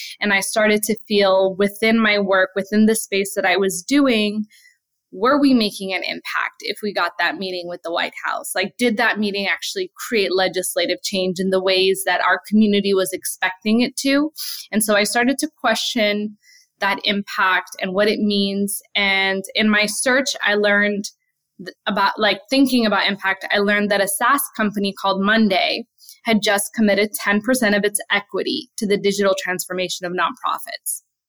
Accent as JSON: {"language": "English", "town": "Brooklyn", "region": "New York", "country": "United States", "tie": "born or raised there", "said": "We were really poor growing up in Brooklyn"}